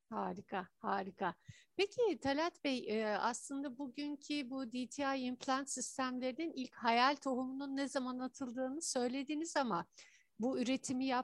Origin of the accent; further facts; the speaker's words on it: Turkey; bir Türk olarak ben de gurur duyuyorum sizinle.